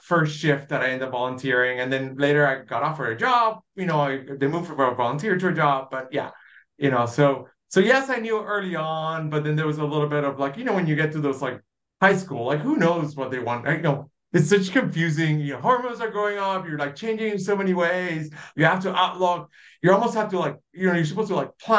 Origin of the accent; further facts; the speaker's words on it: Dorado, Puerto Rico; moved away as an adult; also born or lived in Pennsylvania / New York City; now in Kansas City, United States; I was born and raised in Puerto Rico. I grew up in a small town, Dorado.